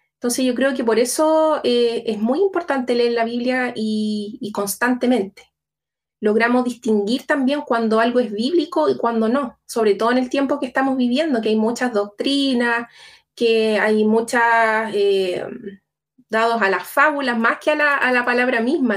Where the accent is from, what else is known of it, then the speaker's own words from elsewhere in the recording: Chile; accent: Chilean; yo soy chilena, vivo en Santiago